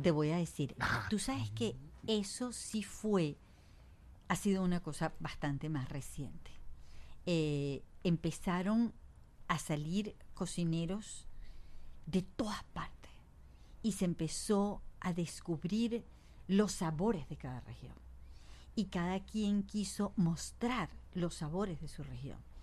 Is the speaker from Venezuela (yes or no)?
yes; Venezuela; nosotros como venezolanos